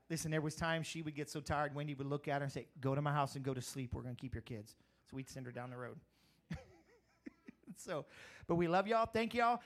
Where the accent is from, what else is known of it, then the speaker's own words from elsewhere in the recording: Crowley, Louisiana, United States; moved away as an adult; also born or lived in Eunice, Louisiana; when I grew up in Crowley